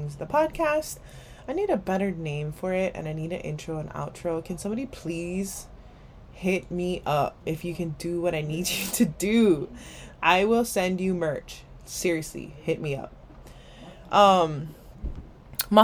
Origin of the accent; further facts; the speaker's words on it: Hawaii, United States; I'm Hawaiian